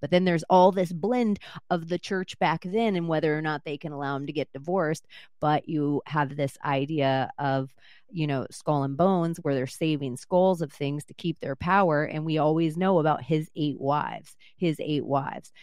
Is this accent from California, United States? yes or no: no; Vero Beach, Florida, United States; I was born in Palm Beach and raised in Vero Beach.